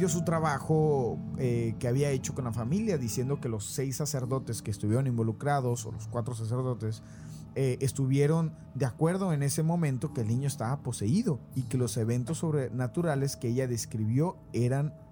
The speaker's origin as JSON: {"language": "Spanish", "country": "Mexico", "tie": "born or raised there", "accent": "Argentine", "said": "La verdad es que tengo viviendo en México toda mi vida."}